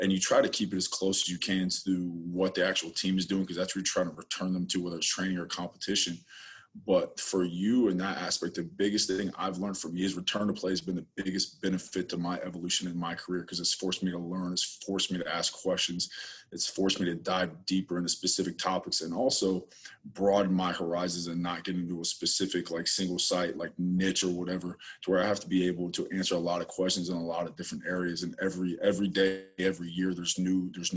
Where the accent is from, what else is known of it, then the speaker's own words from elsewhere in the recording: West Virginia, United States; moved away; I'm originally from West Virginia